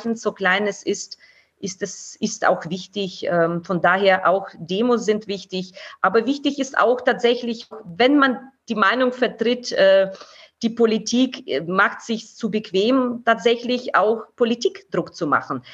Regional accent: Kharkiv, Kharkiv Oblast, Ukraine; now in Nuremberg, Germany; aus meiner Heimatstadt

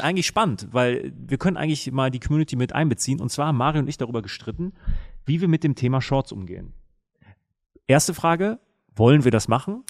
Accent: Münster, North Rhine-Westphalia, Germany; war ich in der Münsteraner Innenstadt, meiner Heimatstadt

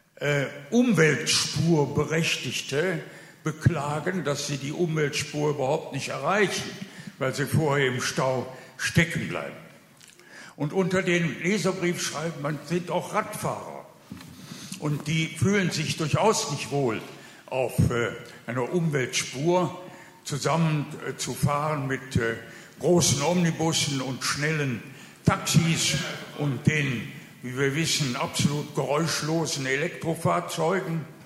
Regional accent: Düsseldorf, North Rhine-Westphalia, Germany; als Düsseldorfer Bürger

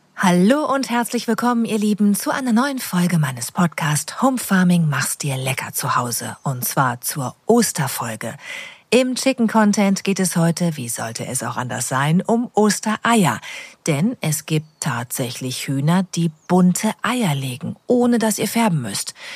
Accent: North Rhine-Westphalia, Germany; gebürtige Westfälin

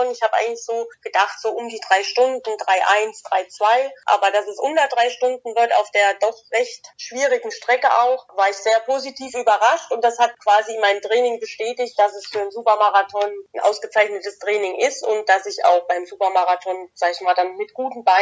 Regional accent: Thuringia, Germany; so als Südthüringer liebt man den Rennsteig und da gehört der Rennsteiglauf eigentlich fest

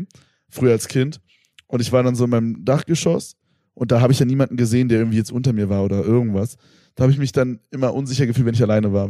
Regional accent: Germany; ich komme halt aus Berlin

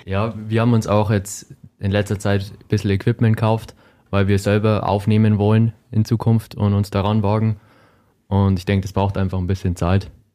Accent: Germany; Ich komme auch aus Hohen Chemnat, wie all meine anderen Bandmitglieder auch

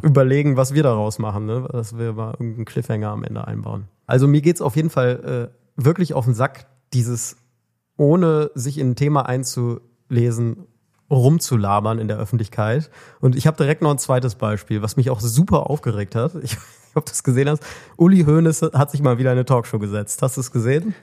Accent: Germany; als Deutscher

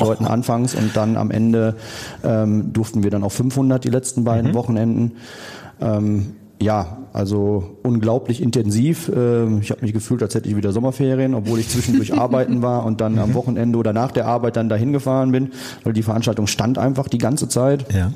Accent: Geldern, North Rhine-Westphalia, Germany; warum wir nach Geldern gezogen sind. Ähm, ich bin da erst aufgewachsen

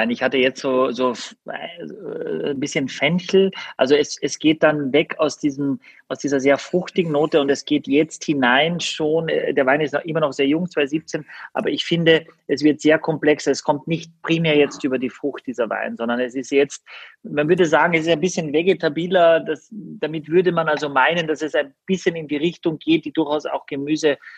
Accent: Austria; weil ich als Österreicher bin

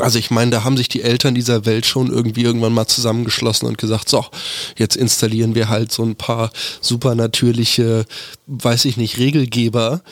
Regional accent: Berlin, Germany; als Berliner

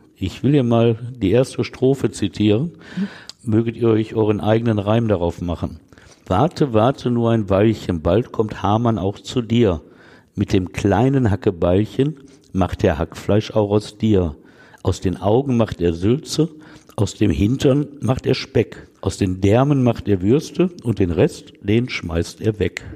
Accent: Essen, North Rhine-Westphalia, Germany; In meiner Heimatstadt Essen

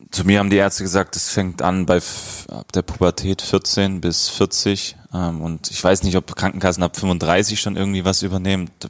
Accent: Stuttgart, Baden-Württemberg, Germany; also born or lived in Cologne / Eindhoven; now in Berlin, Germany; ich komme aus Stuttgart

